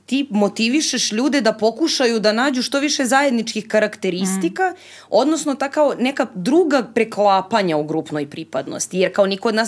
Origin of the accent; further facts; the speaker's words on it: Serbia; ja sam Srpkinja